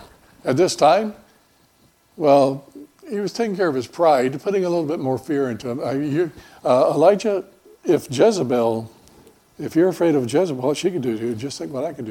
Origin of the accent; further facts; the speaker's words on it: Florida, United States; moved away; also born or lived in Mobile, Alabama; I grew up in Florida